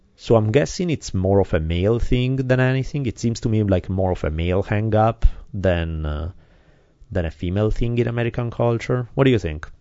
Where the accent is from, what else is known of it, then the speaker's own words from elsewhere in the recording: Italy; now in United States; I come from Italy. I grew up in a very different kind of environment